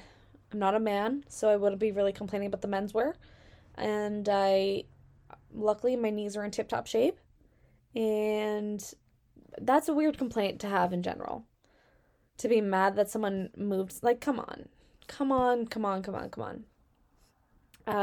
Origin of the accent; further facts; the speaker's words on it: Virginia, United States; No, I'm from Virginia. You're from Russia.